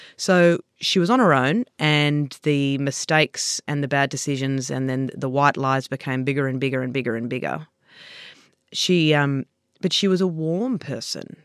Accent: Sydney, New South Wales, Australia; I grew up on the Lower North Shore.

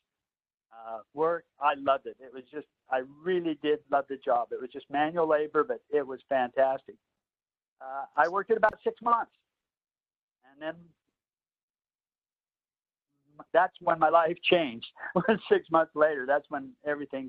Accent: Idaho, United States; I'm from Idaho is where I'm from

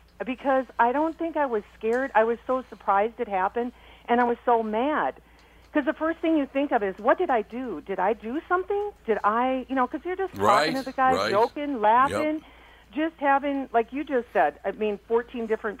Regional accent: South Dakota, United States; And then I'm from South Dakota, too, so it's like, oop.

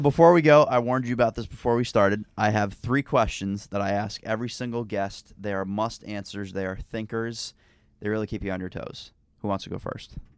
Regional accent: Northeast, United States; I am from the Northeast

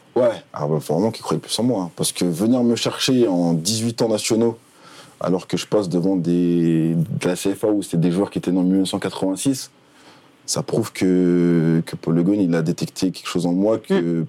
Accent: Paris, Île-de-France, France; moved away as an adult; je suis parisien

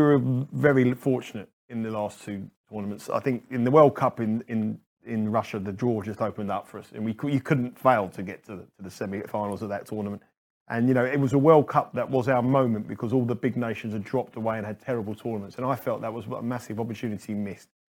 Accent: England, United Kingdom; I'm an Englishman, and you've got to remember, I'm a patriotic Englishman.

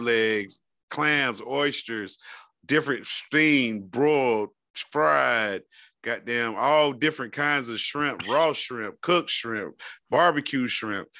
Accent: Florida, United States; I'm from Florida, and we have a bad rep with the nation

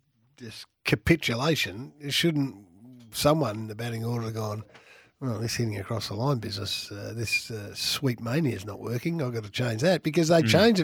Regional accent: Australia; I was rapt as an Australian about winning the test, how great.

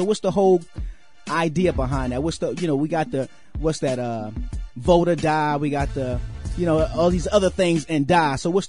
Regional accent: Washington, District of Columbia, United States; moved away; So you shot the video up in my hometown

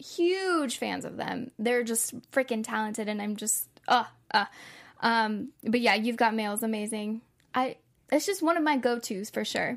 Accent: San Antonio, Texas, United States; now in Los Angeles, United States; I'm from San Antonio, Texas, and it is a rather large city. But I always knew growing up that I wasn't meant to stay there.

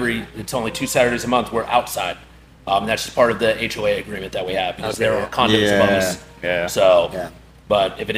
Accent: Kentucky, United States; now in Florida, United States; I grew up in Kentucky

